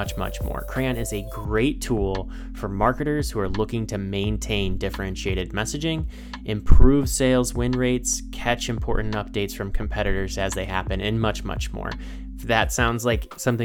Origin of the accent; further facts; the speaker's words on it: Indiana, United States; my home state, Indiana